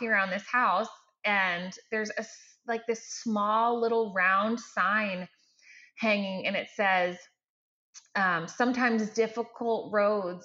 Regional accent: Maine, United States; moved away as an adult; also born or lived in Massachusetts; now in Houston, United States; I grew up in Maine

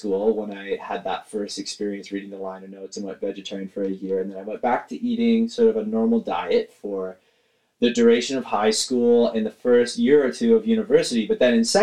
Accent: Caledon, Ontario, Canada; I'm from Caledon, Ontario, Canada

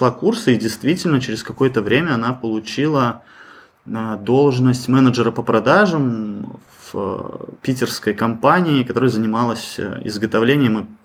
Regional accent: Belarus; Ну, мы сами из Беларуси.

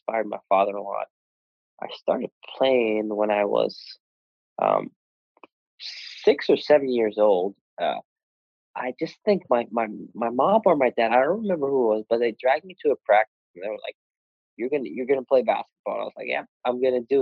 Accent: Sweden; moved away; I'm half Bostonian, is that what it's called? Half Swedish. And I played basketball, grew up in Sweden

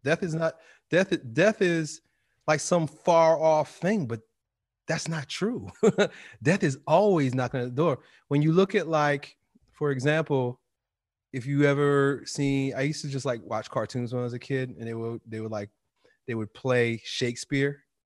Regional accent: New York City, New York, United States; as a kid, growing up in a black and white world, New York City

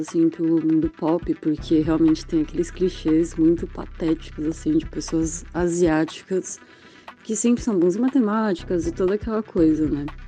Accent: Brazil; Eu, como asiática amarela, nasci e cresci assim no Brasil

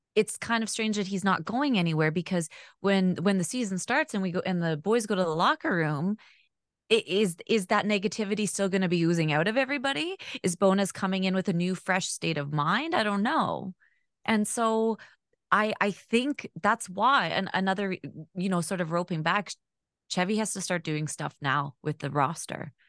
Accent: Winnipeg, Manitoba, Canada; born or raised there; also born or lived in Alberta

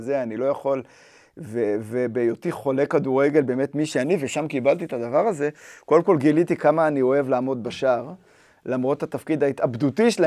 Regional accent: Even Yehuda, Central District, Israel; אני גדלתי באבן יהודה

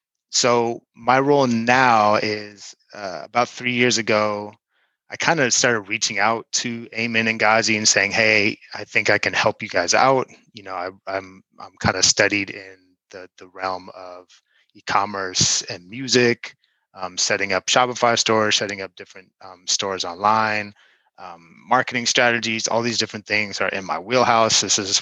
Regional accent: Oakland, California, United States; No, I'm from Oakland.

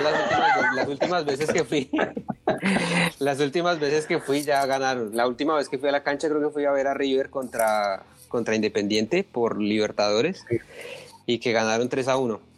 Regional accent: Colombia; como colombiano y aficionado al fútbol

